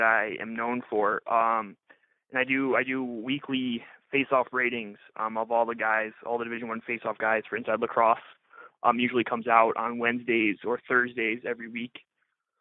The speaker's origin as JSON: {"language": "English", "region": "Ohio", "country": "United States", "tie": "born or raised there", "also_born_or_lived": "Wisconsin", "said": "I grew up in Ohio and started playing in a suburb of Toledo."}